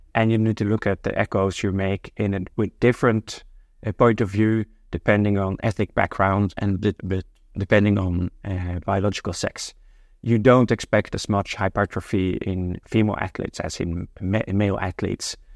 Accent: Norway; moved away as an adult; now in Amsterdam, Netherlands; I'm originally from Norway, but I've been living in Amsterdam now for more than 20 years

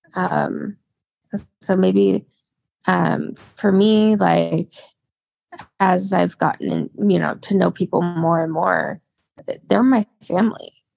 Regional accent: Spokane, Washington, United States; I've been born and raised in Spokane, Washington.

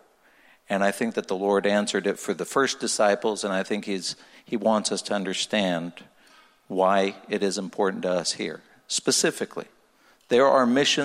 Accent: Israel; moved away; I was born and raised in Israel

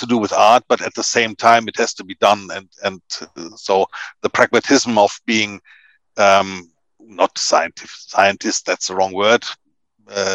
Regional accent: Kronach, Bavaria, Germany; English is a second language; also born or lived in Palatinate, Germany; now in Hamburg, Germany; I grew up in Bavaria, in south of Germany

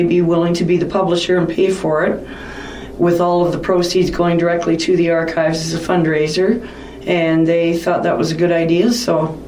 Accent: Collingwood, Ontario, Canada; moved away as an adult; now in Wasaga Beach, Canada; I'm originally from Collingwood

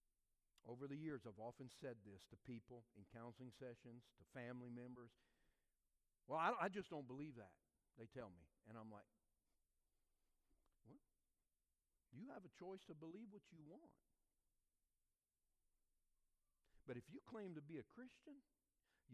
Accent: South Louisiana, United States; growing up in South Louisiana

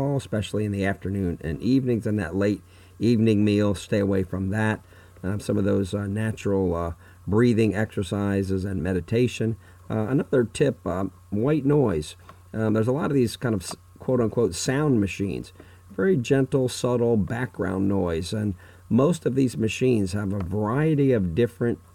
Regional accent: Fort Myers, Florida, United States; my hometown of Fort Myers, Florida

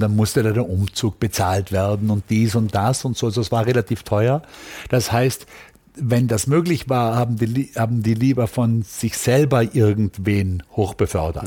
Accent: Austria; moved away as an adult; also born or lived in Vienna; now in United States; ich kam natürlich als Österreicher aus einem Milieu, also einem Studentenmilieu

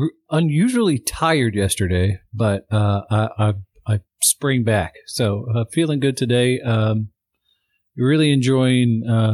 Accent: Minnesota, United States; moved away; I grew up in Minnesota.

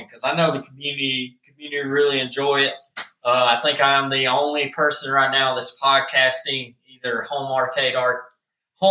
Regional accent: the South, United States; accent: country; I'm from the South. I have a country accent

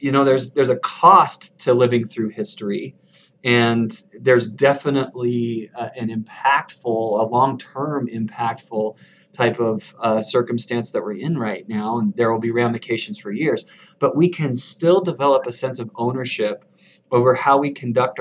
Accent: the South and the desert Southwest, United States; now in Utah, United States; I grew up in the South and in the desert Southwest, but now I'm here raising my family in Utah

